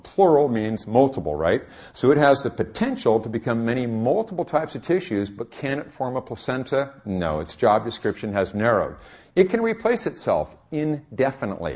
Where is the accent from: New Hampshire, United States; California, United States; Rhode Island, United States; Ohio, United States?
California, United States; I'm from California